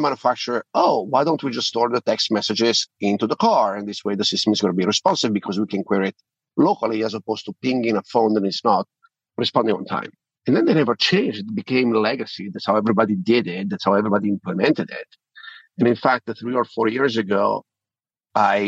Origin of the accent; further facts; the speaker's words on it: Italy; accent: Italian; now in United States; I'm sure you can tell from my accent, I'm Italian originally. We are in Europe.